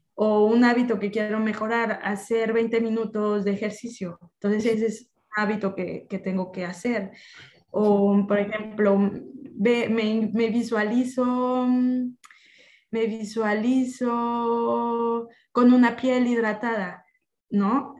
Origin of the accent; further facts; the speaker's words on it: Mexico; culturalmente como mexicana, el emprendimiento es algo que se nos inculca desde niños